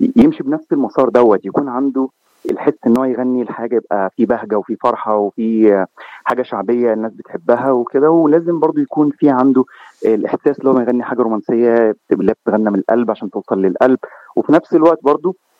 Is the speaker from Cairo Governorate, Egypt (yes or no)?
yes; Cairo, Cairo Governorate, Egypt; moved away as an adult; also born or lived in Gulf countries; now in United States; انا من مصر آه، من القاهره تحديدا